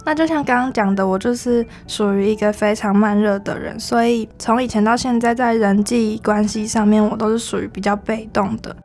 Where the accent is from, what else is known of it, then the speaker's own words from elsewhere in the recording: Kaohsiung, Taiwan; moved away as an adult; also born or lived in Taipei; 因为我那时候是在台北读书嘛，然后我是高雄人